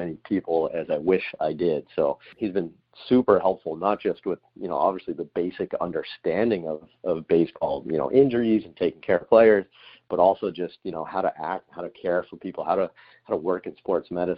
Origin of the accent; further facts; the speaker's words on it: Boston, Massachusetts, United States; moved away as an adult; also born or lived in Alabama; I'm from Boston